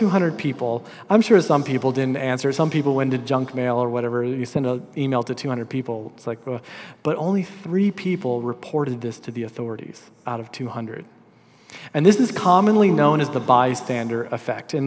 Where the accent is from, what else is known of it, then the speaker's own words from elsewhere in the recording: Minnesota, United States; also born or lived in Des Moines, Iowa; in my school district, there was a high school called the School of Environmental Studies for juniors and seniors. And so it was nicknamed the Zoo School because it was on campus of the Minnesota Zoo